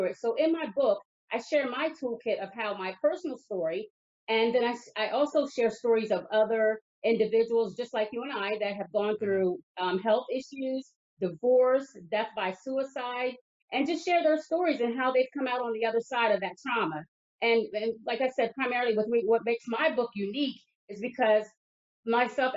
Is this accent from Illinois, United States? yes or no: no; Lower Delaware, United States; also born or lived in New Castle County, Delaware; I was born and raised down in Lower Delaware